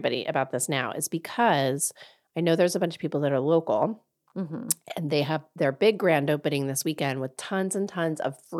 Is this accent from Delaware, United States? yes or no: yes; Delaware, United States; I'm from Delaware